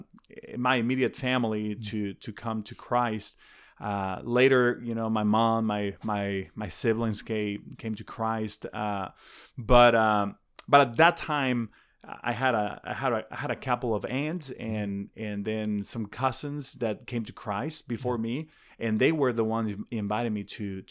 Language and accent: English; Guadalajara, Jalisco, Mexico; born there; I was born in Guadalajara, close to Guadalajara.